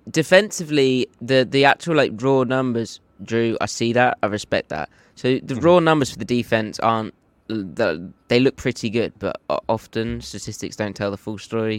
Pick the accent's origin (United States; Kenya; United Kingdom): United Kingdom; This is how I talk. I'm from Britain.